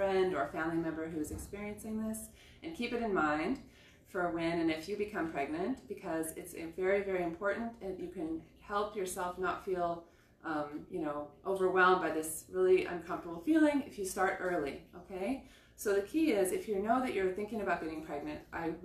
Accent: Southern California, United States; moved away as an adult; also born or lived in Israel; I grew up in Southern California

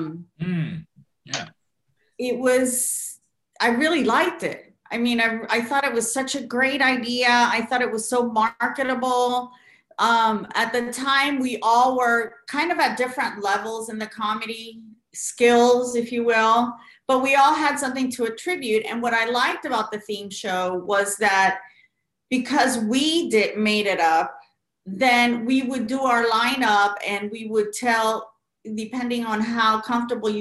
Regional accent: Florida, United States; as a Puerto Rican Salvadorian growing up in Florida

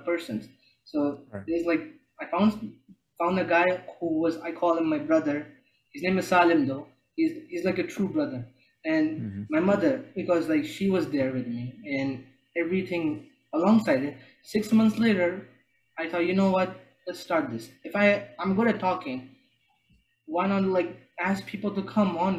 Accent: Jeddah, Makkah Province, Saudi Arabia; I'm from Jeddah

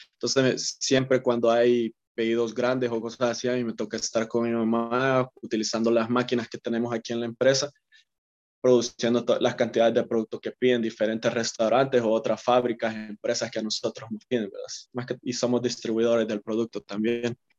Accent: El Salvador; como todo salvadoreño que le gusta practicar fútbol

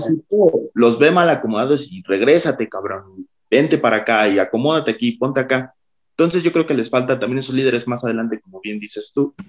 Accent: Mexico; Somos, mexicanos

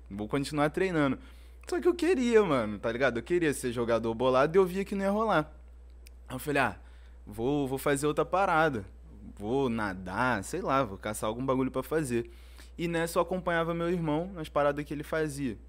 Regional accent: São Gonçalo, Rio de Janeiro, Brazil; eu nasci no, no Salgueiro, no né, Complexo do Salgueiro.

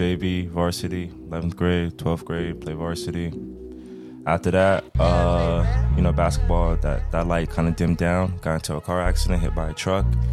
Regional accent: Florida, United States; also born or lived in New York; My whole life I've been raised in Florida, so I'm a Florida boy

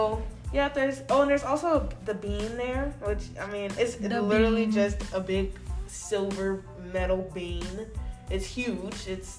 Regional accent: Chicago, Illinois, United States; my hometown, Chicago, Illinois.

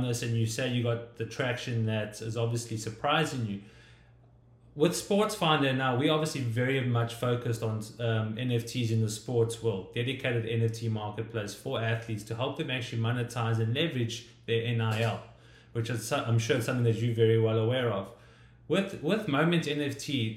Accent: South Africa; I come from South Africa

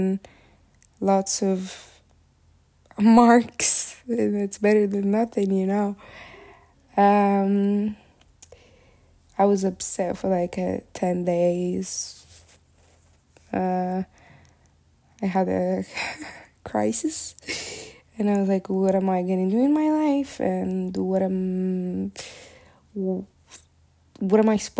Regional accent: Morocco; moved away as an adult; now in Turkey; I moved out from Morocco to Turkey for college purposes

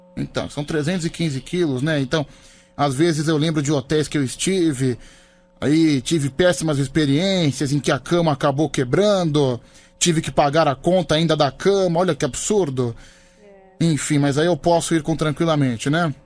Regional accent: Guarujá, São Paulo, Brazil

